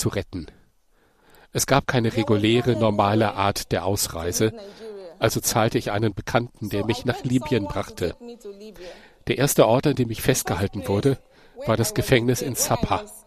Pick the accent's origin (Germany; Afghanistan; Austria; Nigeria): Nigeria; moved away as an adult; also born or lived in Libya; ich komme aus Afrika, aus Nigeria